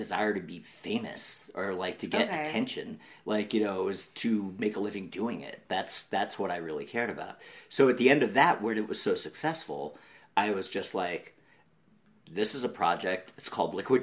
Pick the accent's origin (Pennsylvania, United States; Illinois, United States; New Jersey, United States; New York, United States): New York, United States; now in Los Angeles, United States; when I was a kid growing up in New York